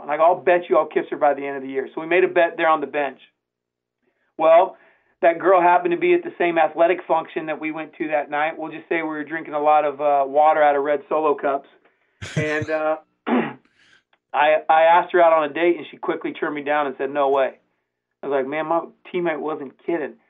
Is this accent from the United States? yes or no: yes; San Diego, California, United States; now in Branson, United States; I'm from San Diego, California